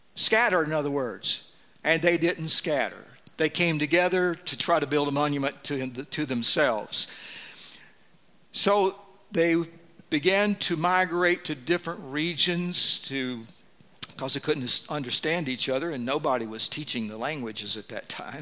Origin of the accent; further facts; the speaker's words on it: Deep South, United States; moved away; I grew up in the Deep South